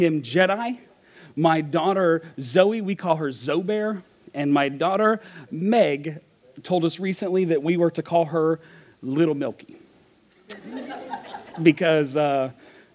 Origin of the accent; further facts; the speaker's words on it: Kentucky, United States; I'm from Kentucky, and we didn't learn phonics growing up